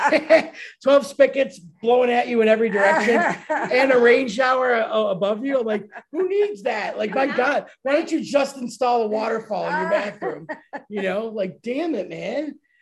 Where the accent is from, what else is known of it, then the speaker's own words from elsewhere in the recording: United States; I'm American.